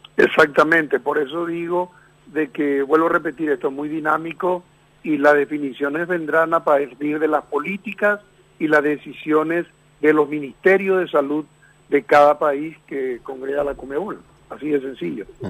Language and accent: Spanish; Paraguay; soy paraguayo